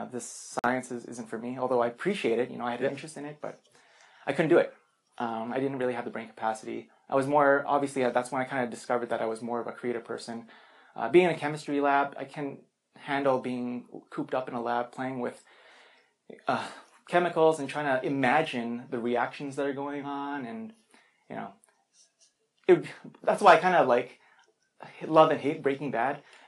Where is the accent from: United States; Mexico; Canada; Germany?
Canada; Regina, Saskatchewan; also born or lived in Philippines; I'm from Regina originally